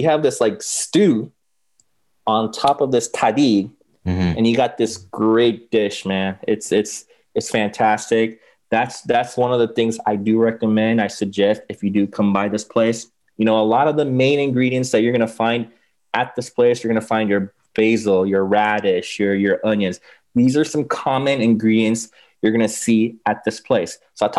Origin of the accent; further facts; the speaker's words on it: Los Angeles, California, United States; I mean, yeah, like I said, I mean, I grew up in LA. I grew up actually in West LA near, mm-hmm. near Westwood, near UCLA.